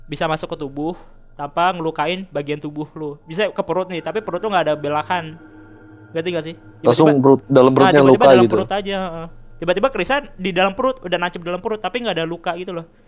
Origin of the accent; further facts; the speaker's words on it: Jabodetabek, Indonesia; jadi dulu ya gue dari Jabodetabek